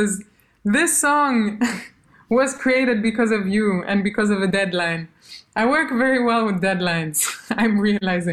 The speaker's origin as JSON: {"language": "English", "country": "Albania", "tie": "born or raised there", "first_language": "Albanian", "second_language": "English", "moved": "yes", "said": "Albanian is my first language. It's not my mother tongue. I speak German to my mom, but I went to school in Albania"}